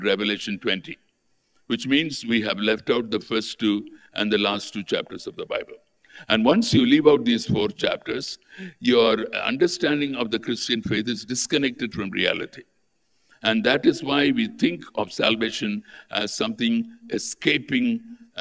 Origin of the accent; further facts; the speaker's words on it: Tamil Nadu, India; I grew up in Tamil Nadu